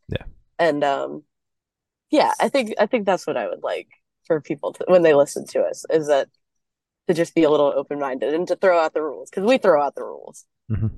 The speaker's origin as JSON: {"language": "English", "town": "Atlanta", "region": "Georgia", "country": "United States", "said": "I'm from Atlanta"}